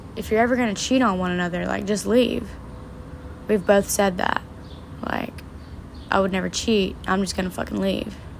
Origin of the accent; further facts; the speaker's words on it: the South, United States; my hometown, in surrounding areas in the South